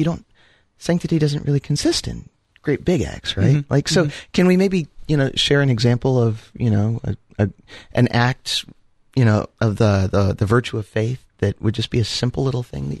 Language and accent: English; Columbus, Ohio, United States; from the Great Diocese of Columbus, Ohio.